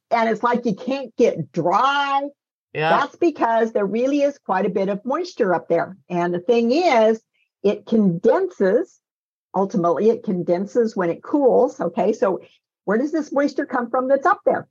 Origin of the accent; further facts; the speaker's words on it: Northern California, United States; when I was a kid growing up in Northern California